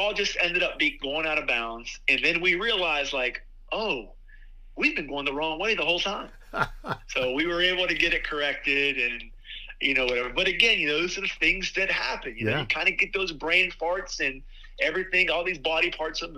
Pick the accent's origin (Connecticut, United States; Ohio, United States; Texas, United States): Ohio, United States; Bellaire; moved away as an adult; now in Steubenville, United States; I'm from Bel Air, Ohio.